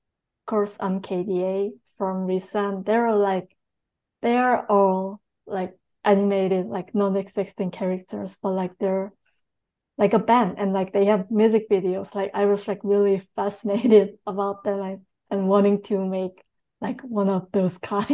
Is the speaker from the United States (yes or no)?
yes; Long Island, New York, United States; I was raised on Long Island, New York